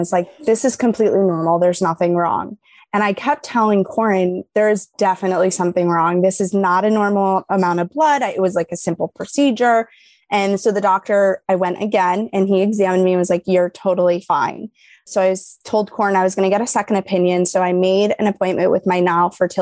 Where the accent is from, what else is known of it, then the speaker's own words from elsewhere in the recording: New York, United States; now in Illinois, United States; I'm from New York